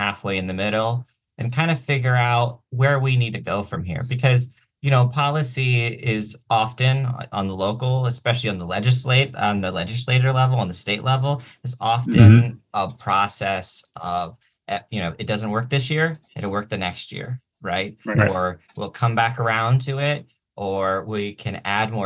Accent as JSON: {"language": "English", "town": "Baltimore", "region": "Maryland", "country": "United States", "tie": "born or raised there", "also_born_or_lived": "Ohio / Washington, District of Columbia, United States", "moved": "as an adult", "lives_now": "Olympia, United States", "said": "I was born in Baltimore. I spent much of my childhood between Ohio and Baltimore. I spent my first 7-8 years of my life living exclusively in Baltimore"}